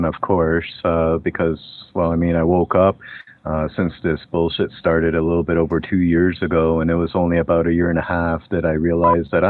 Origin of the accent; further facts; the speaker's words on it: Hungary; now in Canada; I'm an immigrant. I came from Europe, Hungary